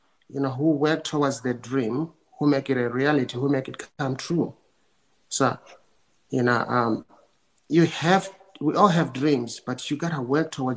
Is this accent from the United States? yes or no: no; South Africa; I was born in South Africa during, you know, apartheid